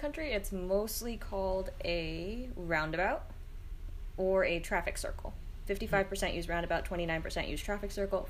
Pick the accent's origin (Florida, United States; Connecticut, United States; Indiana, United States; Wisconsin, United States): Connecticut, United States; moved away as an adult; also born or lived in Boston; I'm originally from Connecticut, and I grew up in Connecticut, closer to the New York border than I did to the Massachusetts border.